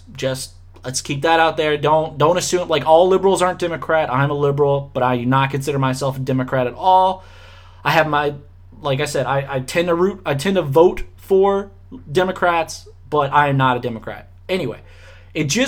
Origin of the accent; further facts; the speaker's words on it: Louisiana, United States; growing up in Louisiana